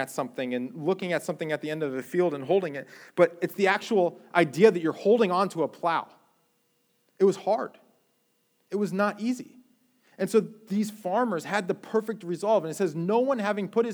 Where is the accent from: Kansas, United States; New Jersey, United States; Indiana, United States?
New Jersey, United States; Jersey Shore; moved away as an adult; now in Florida, United States; I grew up on the Jersey Shore